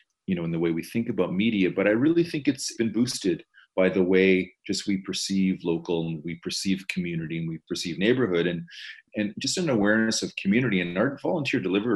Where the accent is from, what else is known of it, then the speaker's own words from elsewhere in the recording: Toronto, Ontario, Canada; as a Torontonian, as a Canadian